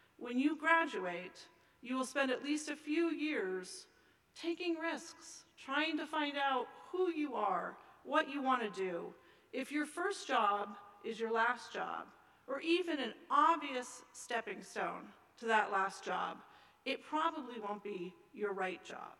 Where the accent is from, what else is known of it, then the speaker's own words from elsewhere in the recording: Seattle, Washington, United States; my hometown of Seattle